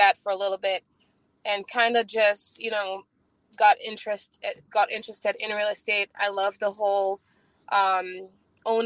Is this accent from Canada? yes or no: no; St. Lucia; now in New York, United States; I'm from St. Lucia